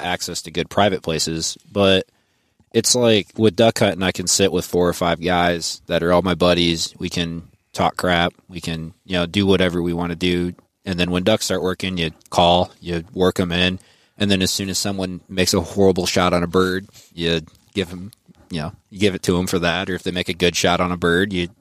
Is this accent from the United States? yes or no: yes; Iowa, United States; we're from Iowa here, got pretty good deer hunting